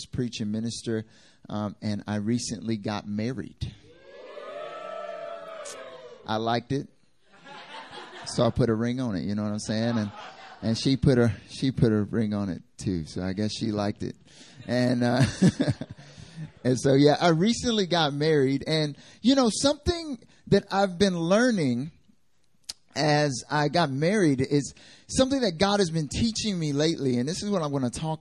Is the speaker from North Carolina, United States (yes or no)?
yes; North Carolina, United States; moved away as an adult; now in South Korea; I'm from North Carolina originally.